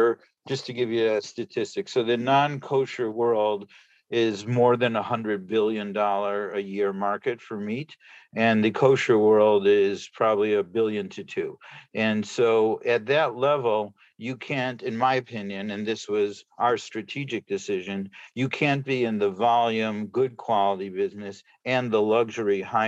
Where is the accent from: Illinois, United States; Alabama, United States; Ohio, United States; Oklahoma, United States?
Illinois, United States; Chicago; moved away as an adult; also born or lived in Brussels; now in New York, United States; I'm actually from Chicago